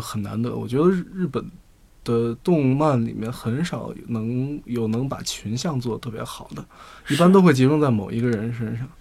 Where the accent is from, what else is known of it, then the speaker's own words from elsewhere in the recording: Beijing, China; 作为北京人